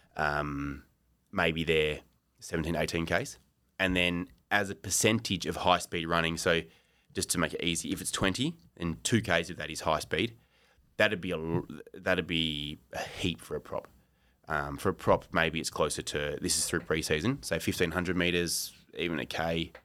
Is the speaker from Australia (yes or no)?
yes; Australia; moved away as an adult; now in Japan; I'm an Australian.